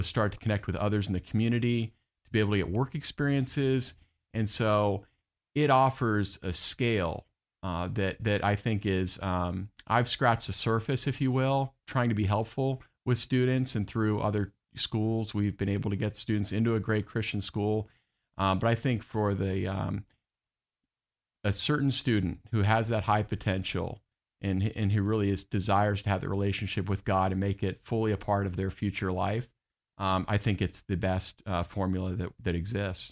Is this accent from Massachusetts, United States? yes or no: no; Orlando, Florida, United States; I grew up in Orlando